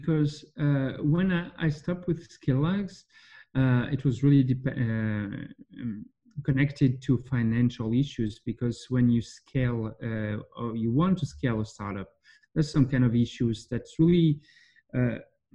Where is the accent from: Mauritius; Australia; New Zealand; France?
France; I'm from France